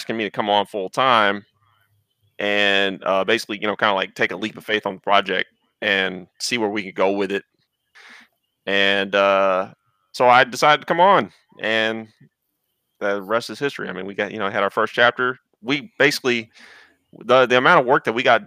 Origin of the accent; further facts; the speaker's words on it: Houston, Texas, United States; also born or lived in Wichita Falls, Texas; I have been in Houston my entire life.